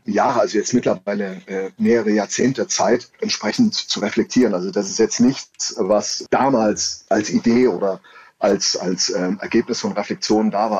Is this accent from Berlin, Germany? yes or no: no; Saxony, Germany; ich komme aus Sachsen, ich bin Sachse